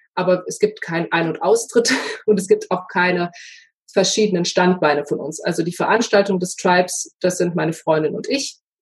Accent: Ruhr area, North Rhine-Westphalia, Germany; Ich komme ja aus dem Ruhrgebiet

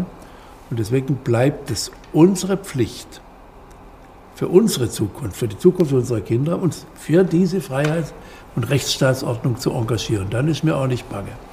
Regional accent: West Germany, Germany; Wir Wessis. Ich bin auch ein Wessi.

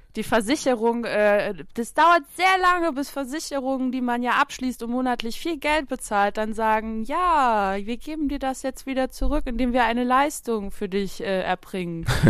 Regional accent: Saarland, Germany; bei uns im Saarland

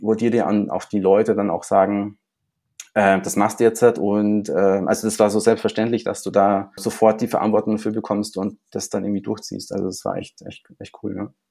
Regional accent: Munich, Bavaria, Germany; ich bin auch in Neuperlach zur Schule gegangen.

